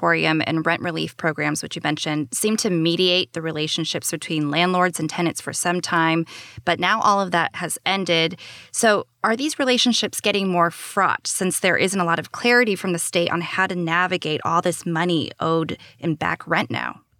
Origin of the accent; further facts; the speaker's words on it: San Pablo, California, United States; San Pablo, which is actually my hometown